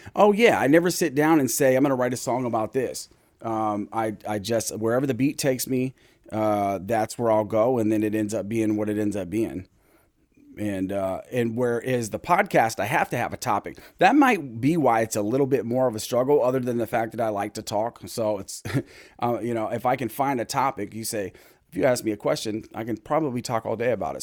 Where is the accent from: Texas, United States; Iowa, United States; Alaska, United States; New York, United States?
Alaska, United States; Anchorage; I grew up in Mountain View